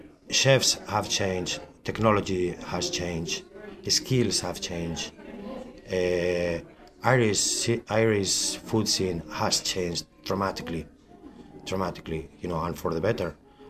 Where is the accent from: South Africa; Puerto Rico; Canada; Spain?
Spain; Vitoria-Gasteiz, Basque Country; moved away as an adult; now in County Kerry, Ireland; I'm from Vitoria, the capital of the Basque country.